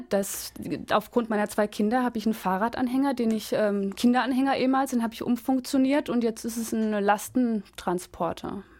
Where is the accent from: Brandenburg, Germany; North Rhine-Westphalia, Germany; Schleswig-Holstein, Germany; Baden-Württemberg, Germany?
Baden-Württemberg, Germany; Freiburg area; moved away; wo ich herkomme. Freiburger Gegend.